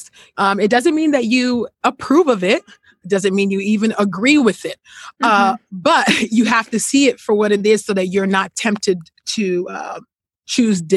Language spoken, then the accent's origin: English; California, United States; I grew up in California, and I grew up in a Christian household